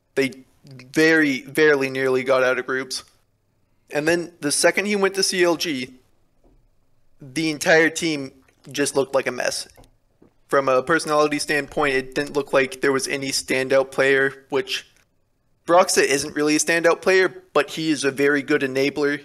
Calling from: Atascadero, California, United States; I'm calling from Atascadero, California

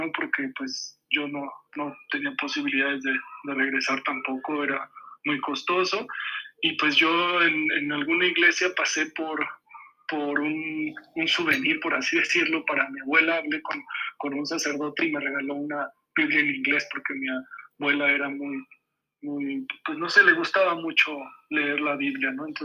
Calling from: Mexico City, Mexico; de la Ciudad de México.

